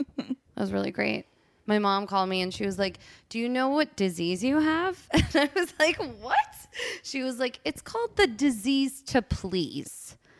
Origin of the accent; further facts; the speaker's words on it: New Jersey, United States; moved away as an adult; now in Los Angeles, United States; I was in New Jersey. I was in my hometown.